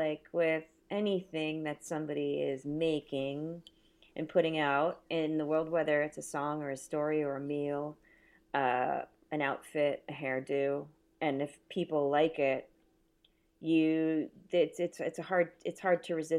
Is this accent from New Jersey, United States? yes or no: no; California, United States; I grew up in the San Fernando Valley in the 70s.